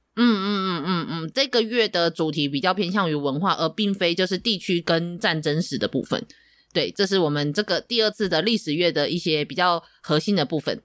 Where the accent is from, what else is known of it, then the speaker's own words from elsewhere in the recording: Tainan, Taiwan; 身为台南人